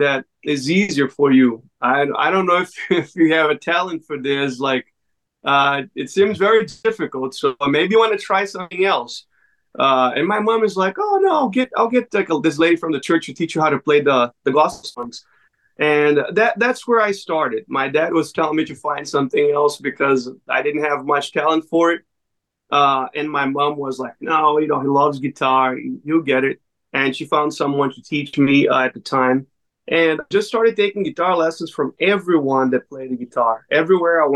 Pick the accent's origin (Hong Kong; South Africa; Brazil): Brazil; moved away; I'm originally from Brazil